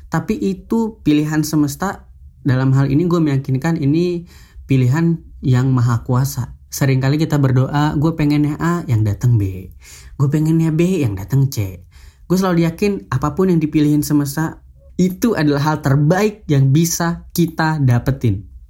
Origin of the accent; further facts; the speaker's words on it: Makassar, South Sulawesi, Indonesia; Gue gak perlu datang ke kota gue sendiri misalnya di Makassar. Saya itu orang Makassar